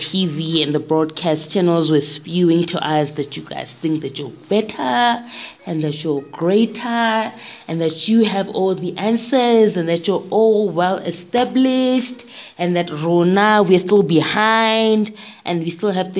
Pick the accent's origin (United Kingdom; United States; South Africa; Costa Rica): South Africa; born or raised there